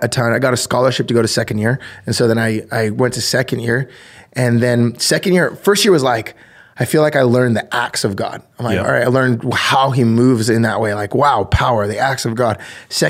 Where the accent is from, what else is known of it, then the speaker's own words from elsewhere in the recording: New Jersey, United States; I grew up in New Jersey